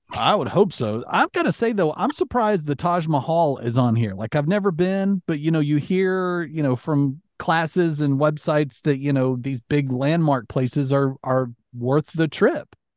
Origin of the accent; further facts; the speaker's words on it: Alabama, United States; moved away; also born or lived in Florida; growing up in Alabama, you went to Six Flags